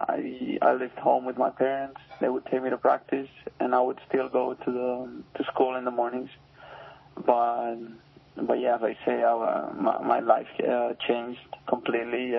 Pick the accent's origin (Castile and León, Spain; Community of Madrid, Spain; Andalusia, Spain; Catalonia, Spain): Catalonia, Spain; Barcelona; moved away as an adult; also born or lived in Burlington, Vermont; now in United States; I was born in Barcelona, Spain, and I've been living there my whole life, but I came to the U.S. like 2 or 3 years ago